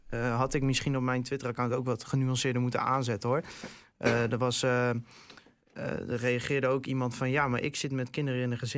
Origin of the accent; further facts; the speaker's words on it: Groningen, Netherlands; dat, dat maak je als Groninger toch ook weer een beetje trots.